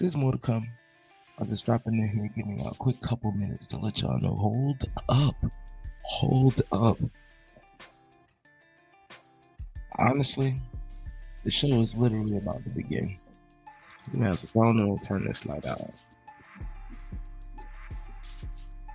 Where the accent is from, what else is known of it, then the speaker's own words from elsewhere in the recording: New Jersey, United States; I'm from New Jersey